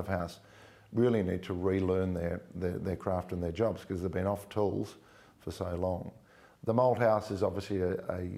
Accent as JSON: {"language": "English", "town": "Melbourne", "region": "Victoria", "country": "Australia", "tie": "born or raised there", "also_born_or_lived": "Hollywood", "said": "I have many happy memories of growing up in Toorak with colleagues."}